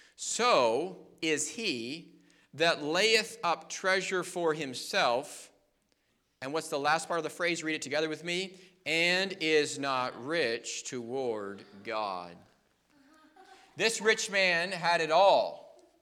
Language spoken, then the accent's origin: English; United States; we as American people